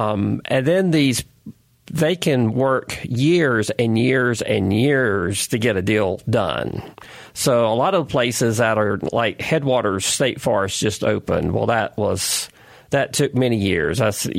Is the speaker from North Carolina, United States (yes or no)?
yes; North Carolina, United States; I grew up in North Carolina, always vacationing all over the state